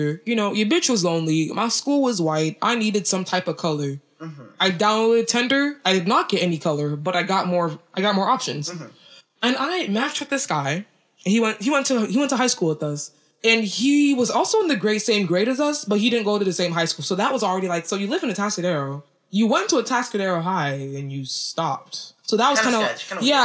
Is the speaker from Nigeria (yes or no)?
yes; Nigeria; I'm from Nigeria